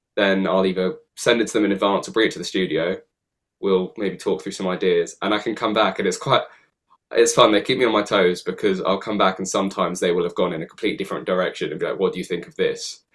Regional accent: London, United Kingdom; I've grown up in London

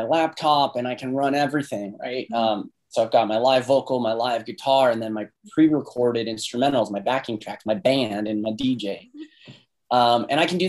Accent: Phoenix, Arizona, United States; also born or lived in Renton, Washington; our family moved back to Phoenix when I was like four. So basically I grew up here

